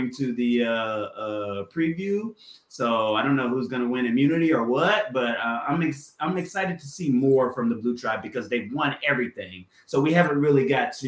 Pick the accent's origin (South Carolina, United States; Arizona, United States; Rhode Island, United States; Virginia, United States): South Carolina, United States; I'm from South Carolina